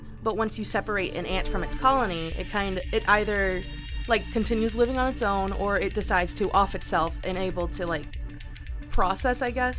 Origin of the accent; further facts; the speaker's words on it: Broward County, Florida, United States; it was my hometown. Or home county, I guess.